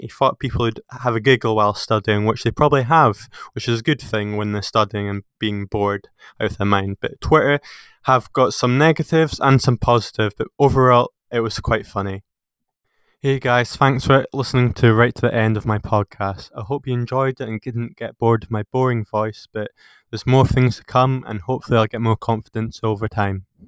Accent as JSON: {"language": "English", "town": "Peebles", "region": "Scotland", "country": "United Kingdom", "tie": "born or raised there", "said": "I've played since I was six for my hometown Peebles"}